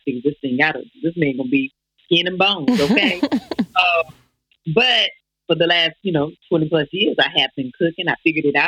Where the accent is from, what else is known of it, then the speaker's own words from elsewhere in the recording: the South, United States; I'm from the South, so I'm a real Southern woman.